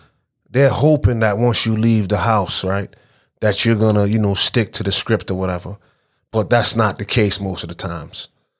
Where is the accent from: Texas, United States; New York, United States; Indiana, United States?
New York, United States; Brooklyn; I'm from Flatbush. I'm from East 31st. I'm from the whole Vanderbilt area. Mm-hmm. And I grew up there, went to school there, PS 269, the main building annex, you know, went to Walt Whitman, went to Erasmus. So I am Flatbush.